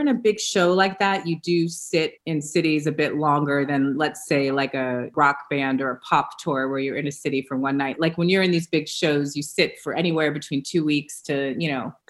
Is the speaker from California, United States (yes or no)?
yes; Los Angeles, California, United States; I am from Los Angeles, California, one of the rare birds that was born and raised here.